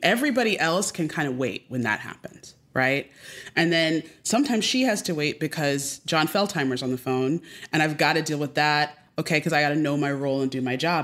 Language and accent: English; Westport, Connecticut, United States; now in Los Angeles, United States; I grew up in Westport, Connecticut